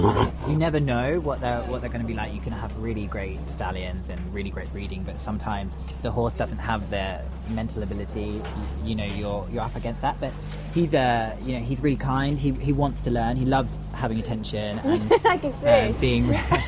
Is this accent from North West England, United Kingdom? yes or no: no; Chichester, South East England, United Kingdom; I'm from Chichester in West Sussex.